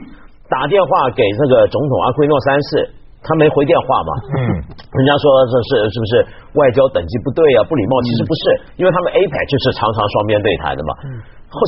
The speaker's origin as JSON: {"language": "Chinese", "country": "Hong Kong", "said": "菲律宾这个国家跟我们香港人感情很深的"}